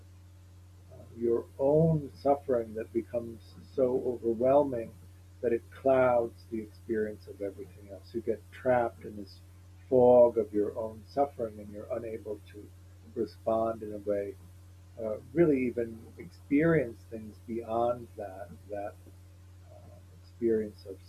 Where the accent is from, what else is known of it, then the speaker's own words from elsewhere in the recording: Evanston, Illinois, United States; I grew up in Evanston, Illinois, which is a small, which is a suburb outside of Chicago